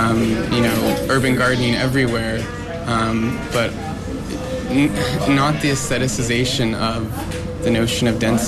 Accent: Portland, Oregon, United States; now in Vancouver, Canada; I grew up in the Portland area

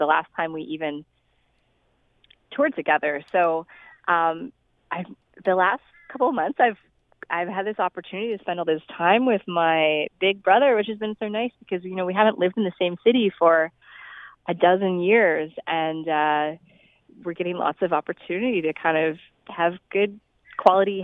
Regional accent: Toronto, Ontario, Canada; now in Vancouver, Canada; Toronto is my hometown, so it was really fun to go back

